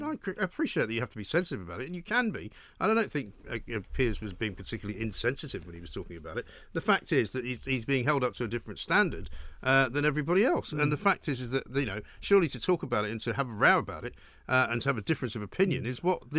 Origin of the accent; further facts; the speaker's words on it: London, United Kingdom; He said to me, do you want to go? I'm like, no fucking way. I'm not going. I'm from London.